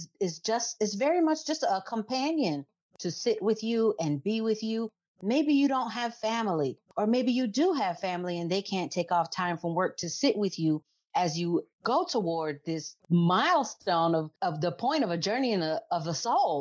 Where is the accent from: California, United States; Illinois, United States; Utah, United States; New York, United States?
Illinois, United States; Chicago; now in Lexington, United States; I'm originally from Chicago. I'm a first generation American.